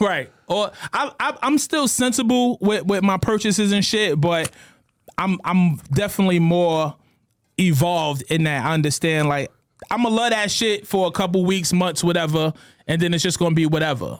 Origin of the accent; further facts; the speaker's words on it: New York City, New York, United States; Growing up in New York City